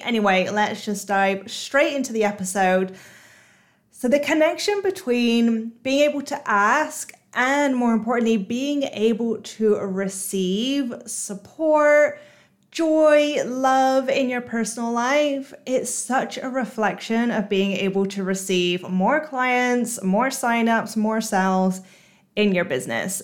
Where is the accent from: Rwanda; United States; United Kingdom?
United Kingdom; moved away as an adult; now in Singapore; I'm British, but I've just moved to Singapore.